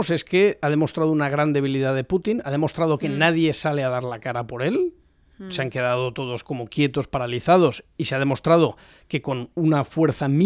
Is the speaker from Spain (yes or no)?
yes; Spain; yo como español que además es un hombre de negocios